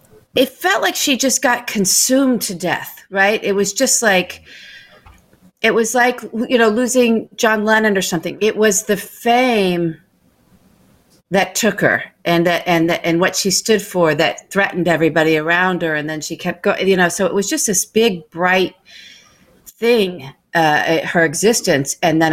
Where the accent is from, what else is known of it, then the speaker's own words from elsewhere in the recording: Ireland; I'm Irish. So I like that Irish tree, that guy that sent out.